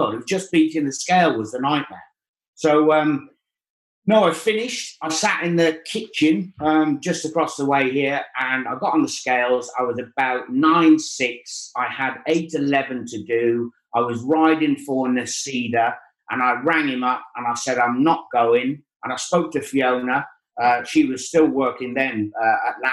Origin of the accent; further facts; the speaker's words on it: Wales, United Kingdom; I grew up in Wales